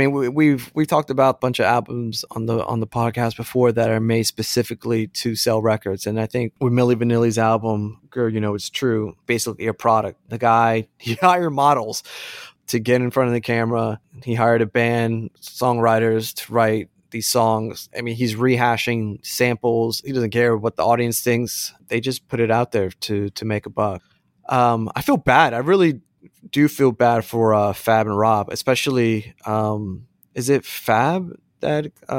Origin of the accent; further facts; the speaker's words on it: United States; just growing up in the States, that's kind of a natural thing.